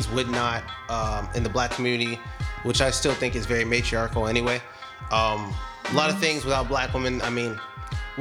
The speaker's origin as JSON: {"language": "English", "town": "Compton", "region": "California", "country": "United States", "also_born_or_lived": "Rancho Cucamonga", "moved": "yes", "lives_now": "Ontario, United States", "said": "I'm from Compton, California"}